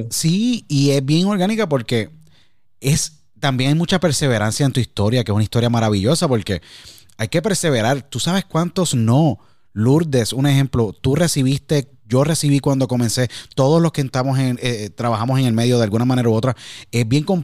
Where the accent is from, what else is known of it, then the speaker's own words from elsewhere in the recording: San Juan, Puerto Rico; yo nací en San Juan, me crié en San Juan, estudié en la Academia Nuestra Señora de la Providencia, la Providencia de Cupay, como tú decíamos, en, eh, decimos allá en San Juan.